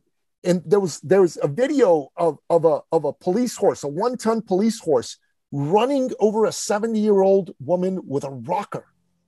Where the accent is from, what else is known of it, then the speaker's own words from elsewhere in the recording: Canada; In my home country of Canada, okay, the prime minister decided that men, good men who were opposed to his political view on mandates, were now terrorists